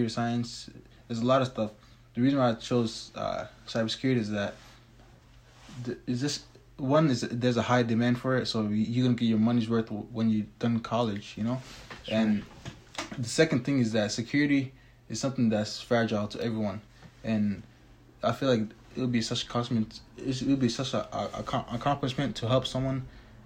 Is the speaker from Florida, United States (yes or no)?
no; Tennessee, United States; I was born in Tennessee, so I haven't seen a glimpse of Somalia yet